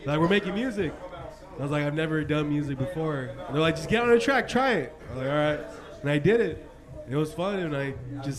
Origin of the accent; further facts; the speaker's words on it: La Habra, California, United States; Yeah, born and raised in La Habra, California, too.